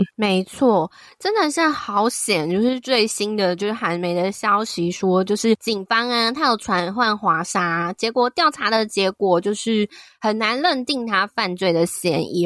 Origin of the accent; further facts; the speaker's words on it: Taiwan; 我是台湾的粉丝